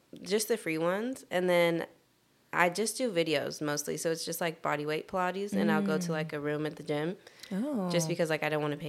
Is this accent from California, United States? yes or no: yes; Moreno Valley, California, United States; I'm from Marina Valley. It's the Inland Empire.